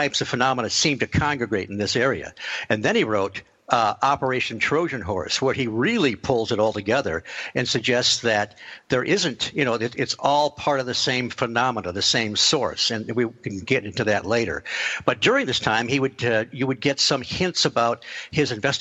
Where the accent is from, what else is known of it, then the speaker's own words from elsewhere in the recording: Detroit, Michigan, United States; I grew up in Michigan, just around the Detroit area.